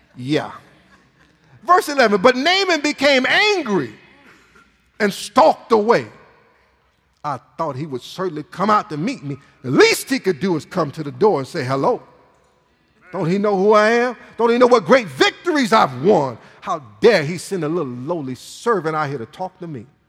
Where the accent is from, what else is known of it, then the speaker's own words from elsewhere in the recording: Michigan, United States; moved away; I'm from Michigan. It's hard to be from Michigan and not watch Michigan football uh, growing up